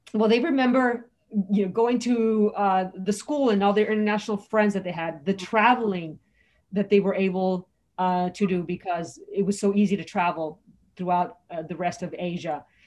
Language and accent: English; Los Angeles, California, United States; moved away as an adult; also born or lived in Mexico City / New York City / Hong Kong; I grew up in California.